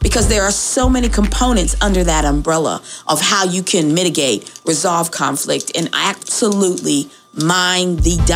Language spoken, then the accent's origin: English; Hampton, Virginia, United States; also born or lived in Seoul, Korea; So I'm from Hampton. I grew up in Hampton Roads, from LaSalle Avenue, Shell Road